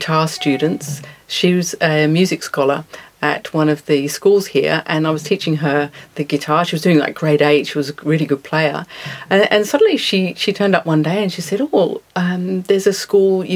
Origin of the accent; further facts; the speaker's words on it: Kalamunda, Western Australia, Australia; moved away as an adult; also born or lived in United Kingdom / Sydney, Australia / London, United Kingdom; now in Somerset, United Kingdom; I grew up in Australia. Well, I was born in the UK, but my parents emigrated to Western Australia when I was seven. So I grew up there, and I went to school in Kalamunda